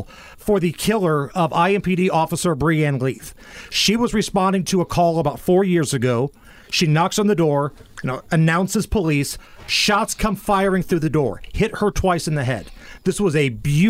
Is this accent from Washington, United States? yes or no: no; Beech Grove, Indiana, United States; my hometown in Beech Grove